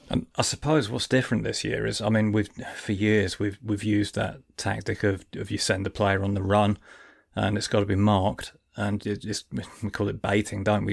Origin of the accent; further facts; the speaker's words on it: Lincolnshire, East Midlands, United Kingdom; also born or lived in Hartlepool; I was born in Hartlepool and I'm a Sunderland fan, but really, I'm from Lincolnshire